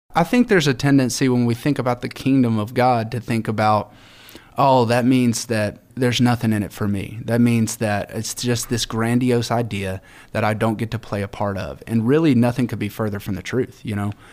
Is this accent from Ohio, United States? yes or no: no; Alabama, United States; I'm from Alabama